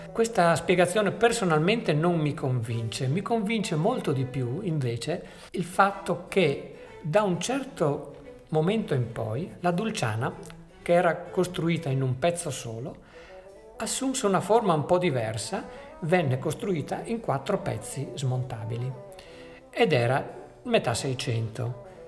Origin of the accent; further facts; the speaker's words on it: near Venice, Veneto, Italy; noi che siamo nati dalle parti di Venezia